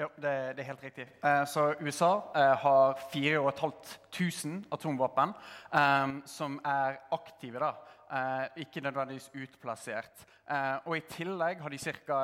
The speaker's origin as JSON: {"language": "Norwegian", "country": "Norway", "also_born_or_lived": "United States", "said": "som en nordmann"}